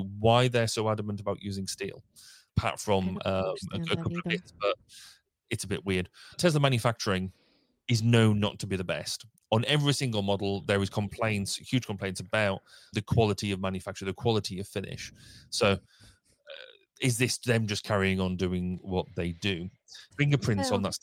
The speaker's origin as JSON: {"language": "English", "country": "United Kingdom", "said": "we're typically British"}